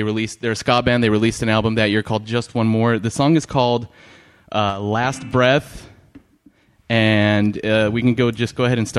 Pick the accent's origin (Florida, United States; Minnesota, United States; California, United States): California, United States; Orange County; I grew up in Orange County in like the mid 90s.